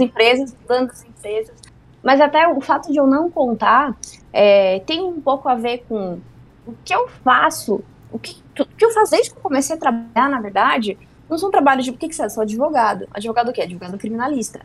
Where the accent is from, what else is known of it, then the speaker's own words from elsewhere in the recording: Mafra, Santa Catarina, Brazil; moved away; eu sou do interior de Santa Catarina, de Mafra